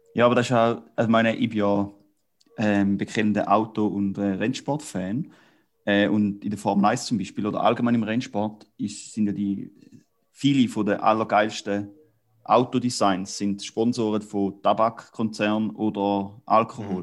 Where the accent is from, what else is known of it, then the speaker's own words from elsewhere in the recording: Switzerland; als äh, Appenzeller